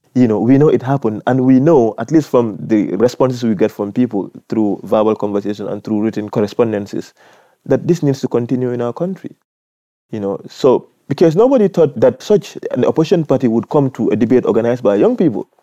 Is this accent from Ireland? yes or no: no; Gambia; I am from the Gambia